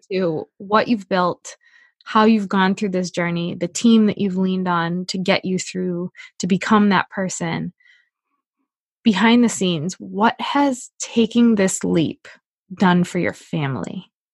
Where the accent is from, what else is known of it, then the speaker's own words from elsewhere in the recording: New Hampshire, United States; I'm from New Hampshire.